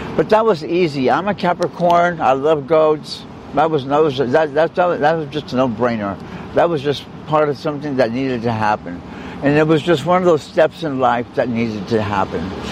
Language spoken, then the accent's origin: English; South Texas, United States; moved away; I'm from South Texas. That's where I was born. That's where I was raised by my grandparents.